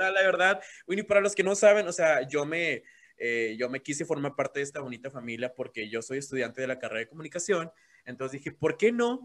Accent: Cuba; yo soy cubano

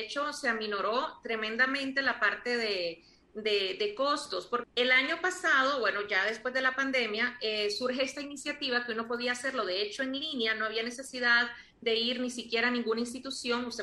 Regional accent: Honduras; yo como hondureña me siento tremendamente Em, orgullosa de un país que produce uno de los mejores cacaos del mundo.

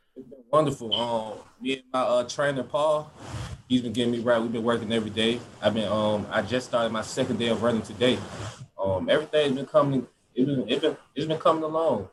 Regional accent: Georgia, United States; moved away as an adult; now in Florida, United States; That's my hometown state and I loved it

